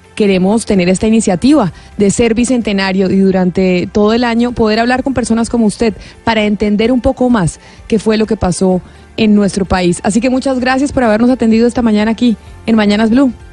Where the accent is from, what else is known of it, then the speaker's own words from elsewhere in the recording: Colombia; los colombianos